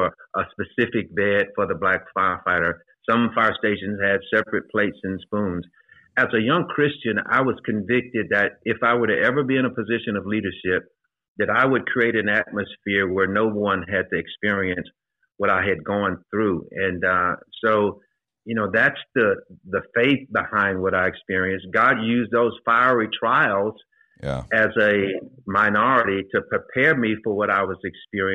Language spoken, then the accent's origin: English; Shreveport, Louisiana, United States; moved away as an adult; now in Atlanta, United States; Shreveport, Louisiana, my hometown